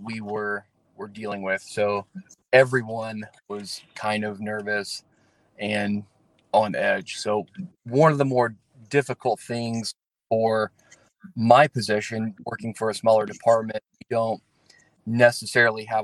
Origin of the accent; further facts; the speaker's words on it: Morgantown, Indiana, United States; I am from Morgantown, Indiana. I grew up in the Brown County area.